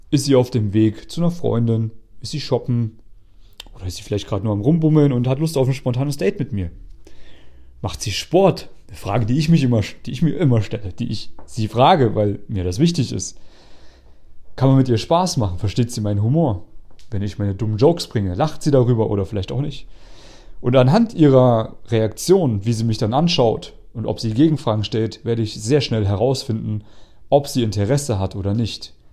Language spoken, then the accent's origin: German; East Germany, Germany; now in Vienna, Austria; Ich bin ja aus Ostdeutschland. Also die, die immer so eine Kartoffel im Mund haben, wenn sie reden.